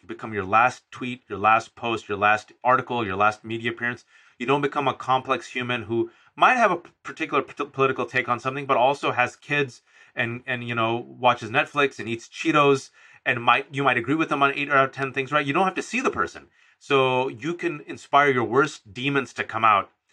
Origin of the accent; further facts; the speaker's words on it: United States; I'm an American-born citizen and my family members, my parents are immigrants from Pakistan